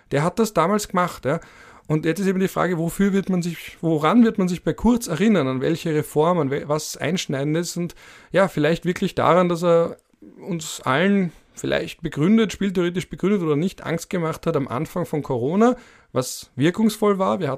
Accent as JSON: {"language": "German", "region": "Vienna", "country": "Austria", "tie": "born or raised there", "said": "weil ich bin ja genauso wie der Kanzler ein Wiener Mitte 30. Und als Wiener Mitte 30 wächst du auf mit einer überdominanten SPÖ in der Stadt Wien"}